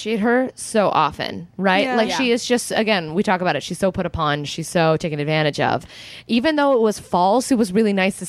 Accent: Orange County, California, United States; Being an Orange County kid

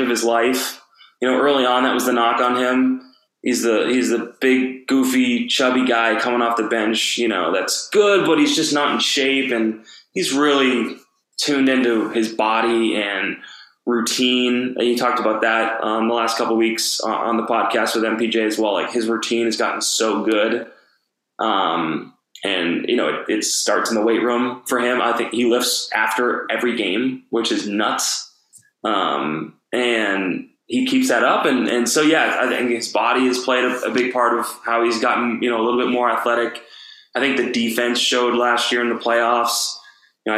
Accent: East Coast, United States; now in Denver, United States; growing up on the East Coast

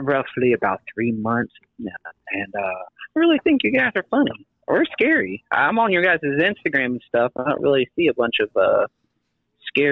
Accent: Rhode Island, United States; Here in Rhode Island, we only have a few haunted houses that are kind of scary and stuff. But you know, sometimes us little, you know, Rhode Islanders, we don't really do much.

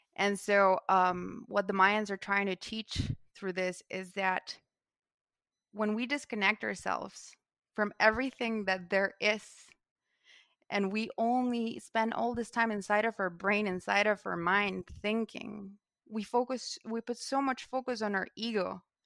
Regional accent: Guatemala; I'm from Guatemala, and I come from a legacy

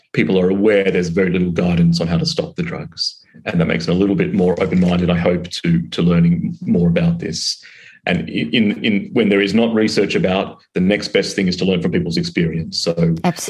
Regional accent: Australia; accent: Australian; moved away as an adult; now in London, United Kingdom; I'm originally from Australia, it's the accent, but now I'm working in London

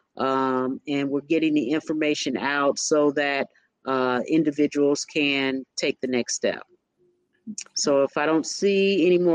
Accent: Indiana, United States; I'm from the Midwest, Indiana

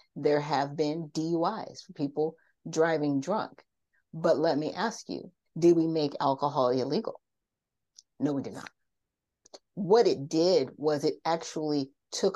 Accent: Garden Grove, California, United States; also born or lived in South Bend, Indiana; I grew up in Orange County, California. Now, if a lot of people know about Orange County, California, I grew up in Garden Grove

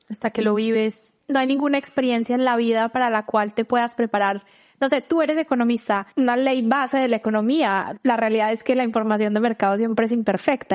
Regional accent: Colombia; moved away as an adult; now in United States; yo ya salí de Colombia desde hace 10 eh, años

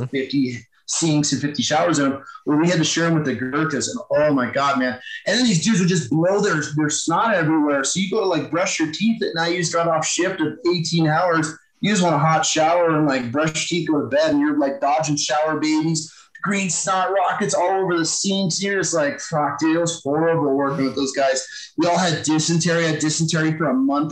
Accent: Thousand Islands, upstate New York, United States; moved away; I'm from Thousand Islands, like literally yeah. on the Canadian border. So real yeah. New York.

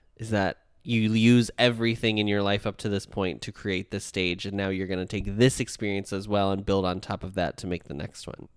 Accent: United States; I, as an American

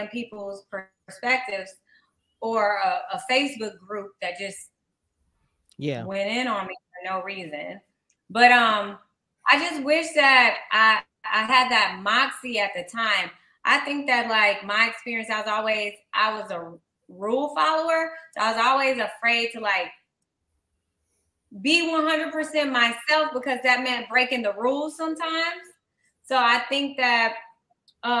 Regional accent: Slidell, Louisiana, United States; moved away; also born or lived in Mississippi; I grew up in Slidell, the outskirts of New Orleans

